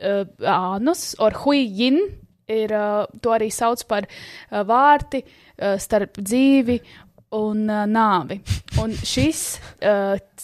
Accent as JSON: {"language": "Latvian", "country": "Latvia", "said": "mēs esam latvieši"}